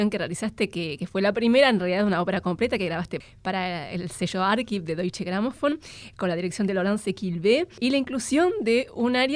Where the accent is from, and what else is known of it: Argentina